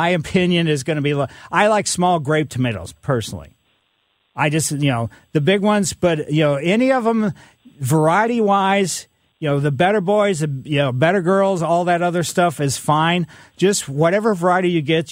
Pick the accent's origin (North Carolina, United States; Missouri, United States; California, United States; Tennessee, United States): Missouri, United States; Ellisville; also born or lived in St. Louis; Ellisville, my hometown, after my parents moved from the city of St. Louis